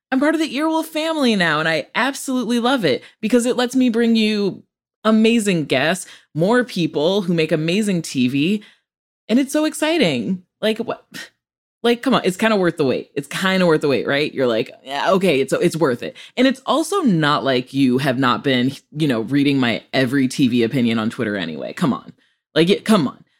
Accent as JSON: {"language": "English", "town": "Rockford", "region": "Illinois", "country": "United States", "also_born_or_lived": "Chicago, Illinois", "said": "I'm from Rockford, Illinois, a true Rockford peach."}